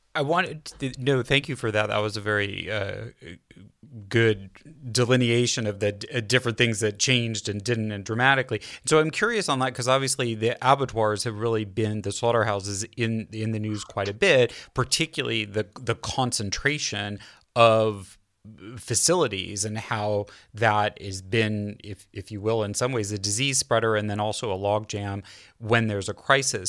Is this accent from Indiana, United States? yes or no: no; California, United States; I as a Californian natively